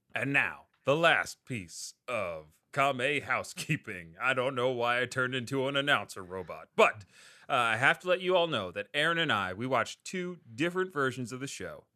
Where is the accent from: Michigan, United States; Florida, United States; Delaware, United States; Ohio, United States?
Delaware, United States; I'm from Delaware